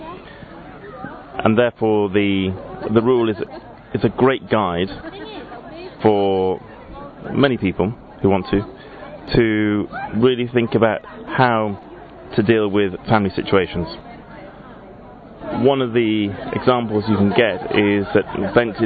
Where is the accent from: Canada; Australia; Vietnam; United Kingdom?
United Kingdom; England; I'm from England